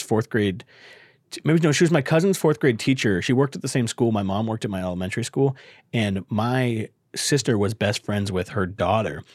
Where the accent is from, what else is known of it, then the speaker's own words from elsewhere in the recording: Bakersfield, California, United States; I'm from Bakersfield.